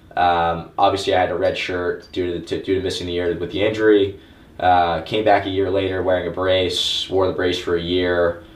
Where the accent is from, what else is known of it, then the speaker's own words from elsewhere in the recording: Orange County, Florida, United States; I'm from Orange County, Florida.